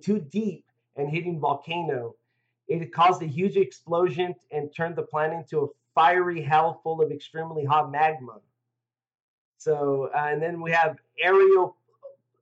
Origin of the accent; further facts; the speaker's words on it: United States; I'm American